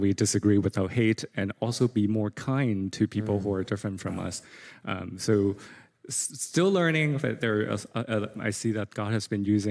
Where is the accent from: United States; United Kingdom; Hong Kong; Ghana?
Hong Kong; English is a second language; moved away; growing up in Hong Kong